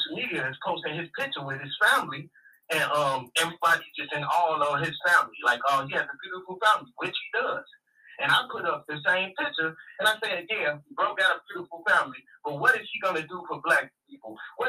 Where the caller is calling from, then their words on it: Chicago, Illinois, United States; from Chicago.